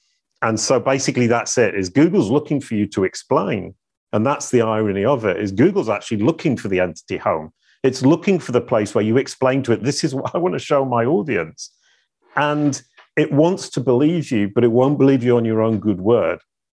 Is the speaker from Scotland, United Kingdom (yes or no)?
no; Denton, Yorkshire and the Humber, United Kingdom; born there; I was born in 1966 in Denton in North Yorkshire and hung out with cows and sheep